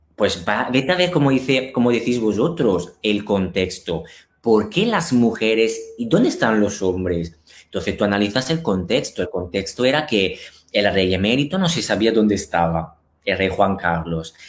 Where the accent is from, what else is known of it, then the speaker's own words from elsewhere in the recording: Italy; Spanish is a second language; moved away as an adult; also born or lived in Milan; now in Spain; sobre todo en Italia, o sea, encima en mi país natal